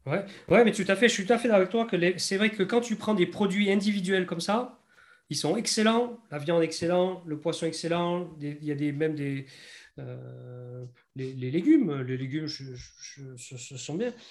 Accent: France; accent: French; moved away as an adult; now in New Zealand; l'accent français, je l'ai tout de suite. Tu, tu, presque, tu me vois, tu sais que je suis français

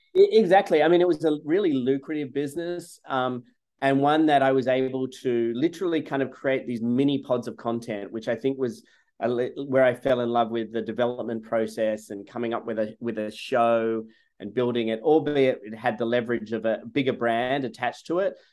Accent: Sydney, New South Wales, Australia; moved away as an adult; also born or lived in Gainesville, Florida; now in United States; I grew up in Sydney, Australia, in the suburbs

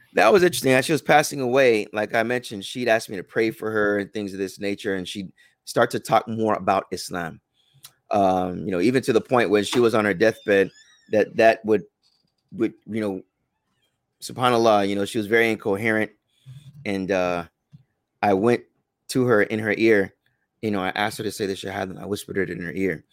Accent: United States; also born or lived in Medina

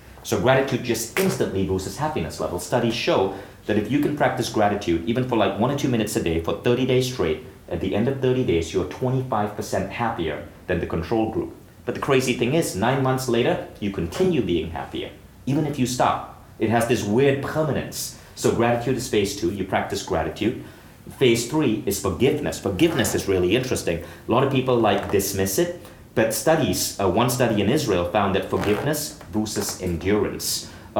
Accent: India; And I can say that because I'm from India.

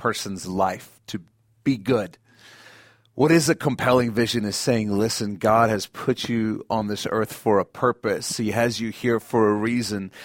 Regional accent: South Africa; moved away; I grew up in South Africa, and they still made us say it in our school assembly every week.

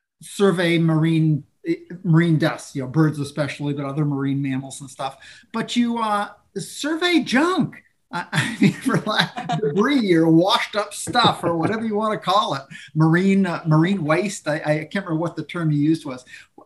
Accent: Maine, United States; I grew up in Maine.

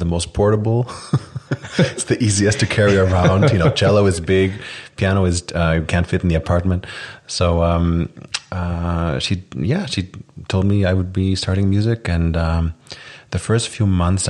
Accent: Iceland; moved away as an adult; also born or lived in United States; now in Tel Aviv, Israel; I'm from Iceland. I moved to Israel about 3 years ago, but most of my life I lived in Iceland and some other places too.

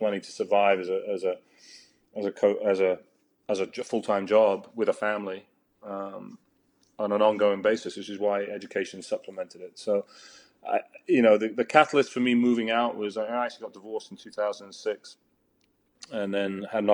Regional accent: United Kingdom; moved away as an adult; as a British coach

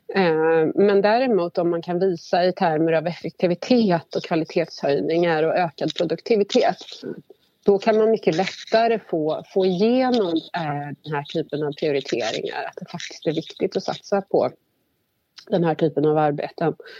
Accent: Värmland, Sweden; moved away as an adult; now in Stockholm, Sweden; jag kommer ursprungligen från Värmland men har bott hela mitt vuxna liv i Stockholm

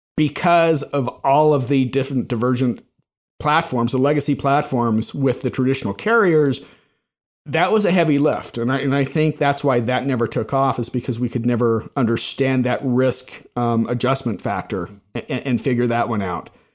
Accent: Salt Lake City, Utah, United States; moved away as an adult; also born or lived in Bay Area / Chicago; I was originally from Salt Lake

